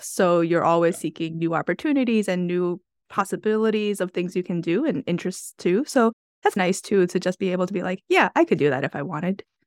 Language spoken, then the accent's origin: English; New York, United States; I'm from New York